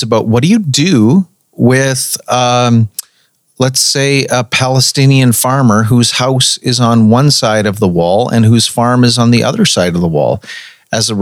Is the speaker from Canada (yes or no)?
yes; Canada; before I am Canadian, before I am ethnically Caucasian